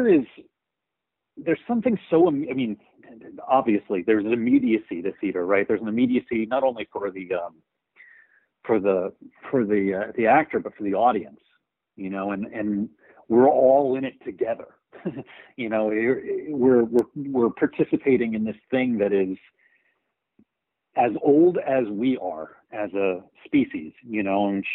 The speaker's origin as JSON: {"language": "English", "region": "rural Texas", "country": "United States", "tie": "born or raised there", "said": "I grew up in Texas, in rural Texas, you know, which is a real storytelling culture"}